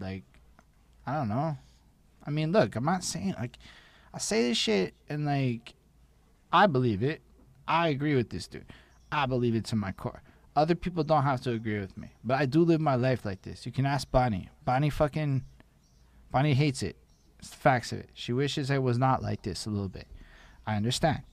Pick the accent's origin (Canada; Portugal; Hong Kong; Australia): Canada; as a Canadian